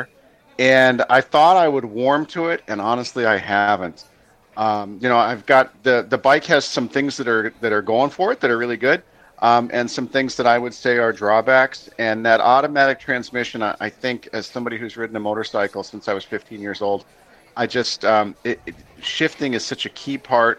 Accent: Colorado, United States; moved away as an adult; now in Minnesota, United States; I'm from Colorado originally.

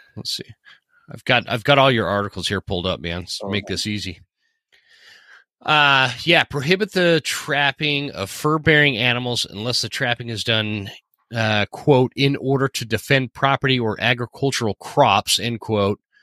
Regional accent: Utah, United States; I was raised in Utah

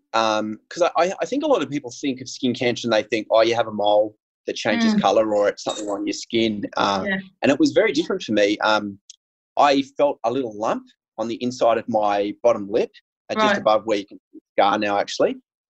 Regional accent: Australia; I grew up in a small town near the coast. So when I say I grew up, my family and I moved around a lot

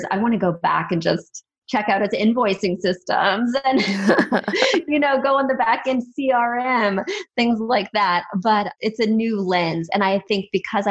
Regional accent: Midwest, United States; I grew up in the Midwest

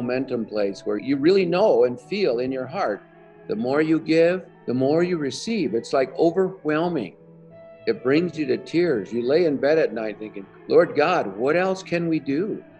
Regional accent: United States; I live in Northwest New Mexico. I am Native American. I'm Navajo. I grew up on the reservation. I was born in 1954.

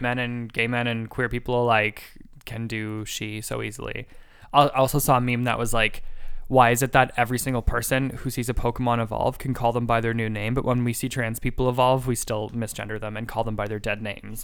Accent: Canada; as a Canadian

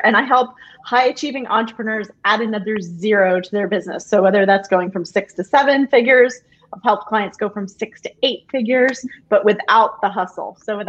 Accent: United States; also born or lived in Canada / New Hampshire; Hey, I'm American.

